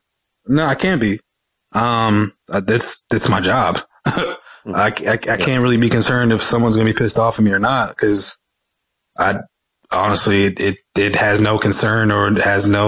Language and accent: English; Dallas, Texas, United States; but I grew up in Section 8 in Dallas. I didn't grow up for much.